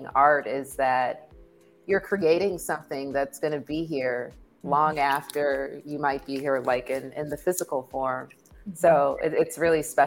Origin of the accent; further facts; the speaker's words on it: Los Angeles, California, United States; I'm from Los Angeles as well. I'm a fourth generation Angeleno, so I have deep roots here in the city, and a lot of my work is informed by the really dope creative upbringing